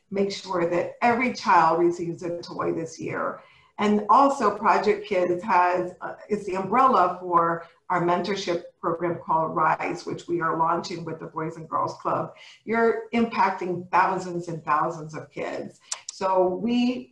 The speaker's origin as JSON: {"language": "English", "town": "New York City", "region": "New York", "country": "United States", "tie": "born or raised there", "said": "I was not born, but raised in the Bronx"}